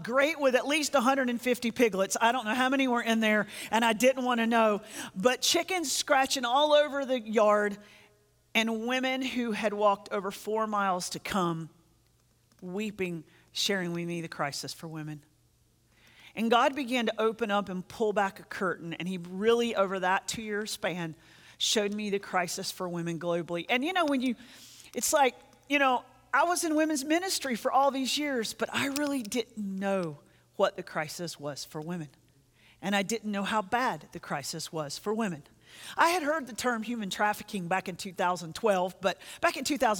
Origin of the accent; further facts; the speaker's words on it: North Carolina, United States; I grew up in North Carolina